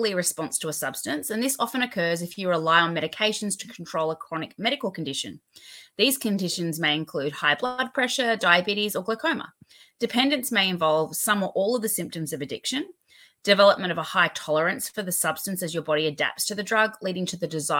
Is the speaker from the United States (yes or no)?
no; Australia; your Australian dental hygiene host